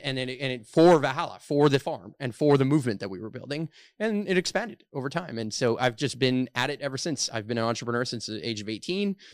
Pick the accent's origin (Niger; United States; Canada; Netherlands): Canada; Montreal, Quebec; I'm born and raised here in Montreal